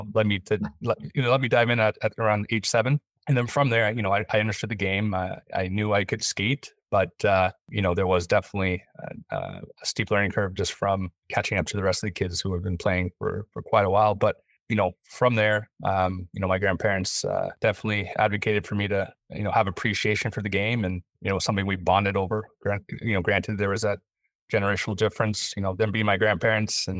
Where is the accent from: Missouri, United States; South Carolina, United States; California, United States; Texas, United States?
California, United States; Los Angeles; also born or lived in Waukegan, Illinois; I was born in Chicago, Waukegan, Illinois. My dad was in the Navy there for a short period, then ended up moving back to California, where grew up. I was raised by my grandparents there